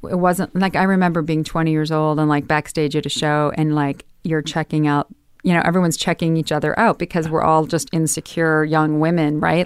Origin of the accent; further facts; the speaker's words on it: Midwest, United States; growing up in the Midwest